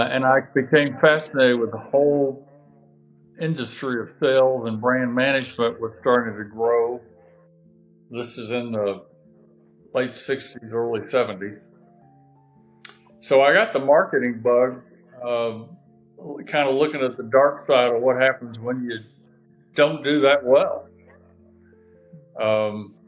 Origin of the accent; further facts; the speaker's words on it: South Alabama, United States; I grew up in South Alabama